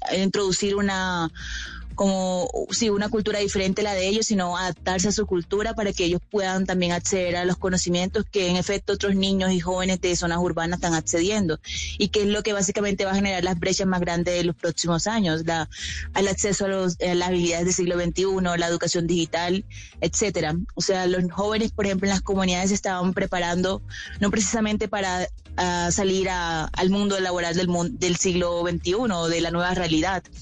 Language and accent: Spanish; La Guajira, Colombia; personalmente vengo de La Guajira, así que esto fue parte eh, de mi infancia, adolescencia